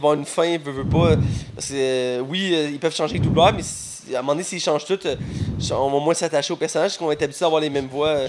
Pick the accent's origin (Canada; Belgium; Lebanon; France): Canada; Quebec; on est Québécois, Canadiens